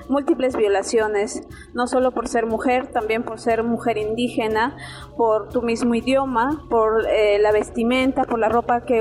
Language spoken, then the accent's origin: Spanish; Pando, Bolivia; vengo de Bolivia, pertenezco a la nación Yaminagua, que está como a tres horas de la ciudad de Cobija.